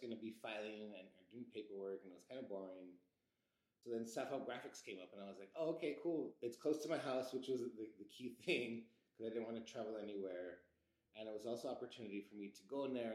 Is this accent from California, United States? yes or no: yes; Los Angeles, California, United States; growing up in East Los Angeles